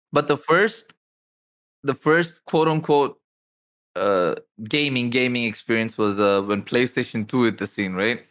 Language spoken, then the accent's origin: English; India; I'm from India